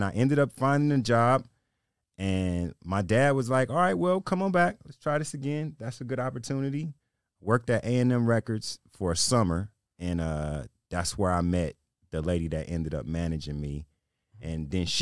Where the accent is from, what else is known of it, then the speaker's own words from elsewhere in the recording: Compton, California, United States; moved away as an adult; also born or lived in Alabama; now in Las Vegas, United States; I'm from Compton, California